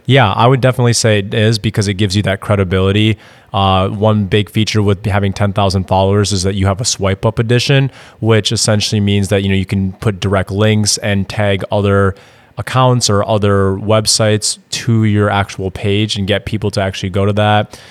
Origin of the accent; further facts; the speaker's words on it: Madison, Wisconsin, United States; moved away as an adult; now in Austin, United States; I'm actually originally from Madison, Wisconsin. Moved down to Austin, Texas in twenty sixteen